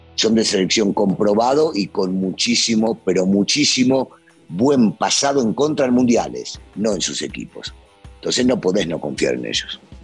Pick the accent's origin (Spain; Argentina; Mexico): Argentina; yo soy bien argentino